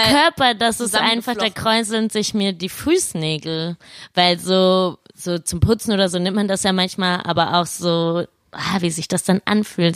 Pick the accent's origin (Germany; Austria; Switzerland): Germany; Laubach, Hesse; now in Cologne, Germany; Ich komme aus Laubach, einem coolen Dorf.